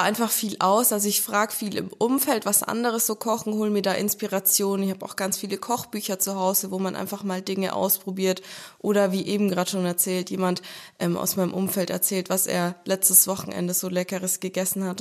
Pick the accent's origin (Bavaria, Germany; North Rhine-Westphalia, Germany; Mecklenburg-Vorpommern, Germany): Bavaria, Germany; Franconia; ich bin selbst in Franken geboren und aufgewachsen, meine ganze Verwandtschaft ist von hier